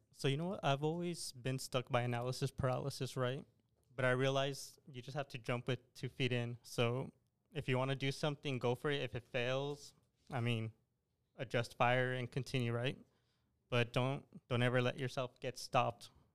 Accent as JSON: {"language": "English", "town": "El Paso", "region": "Texas", "country": "United States", "tie": "born or raised there", "said": "born and raised in El Paso, Texas."}